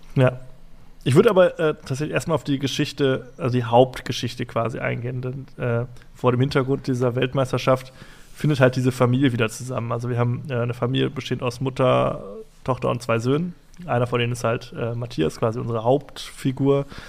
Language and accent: German; Essen, North Rhine-Westphalia, Germany; wir kommen aus Essen und äh, wohnen auch in Essen